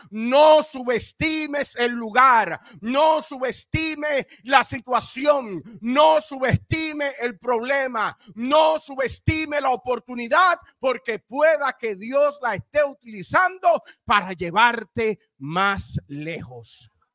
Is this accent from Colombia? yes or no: no; Dominican Republic; yo soy dominicano